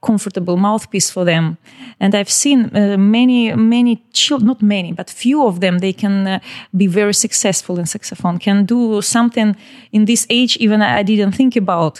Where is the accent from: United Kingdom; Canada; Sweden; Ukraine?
Ukraine; Odesa, Odesa Oblast; English is a second language; I was born in Odessa. It's the city near the Black Sea. And we have one school for talented children